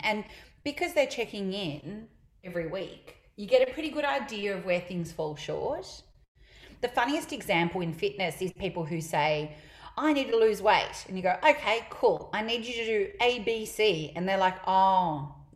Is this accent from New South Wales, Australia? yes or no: no; Melbourne, Victoria, Australia; I'm from Melbourne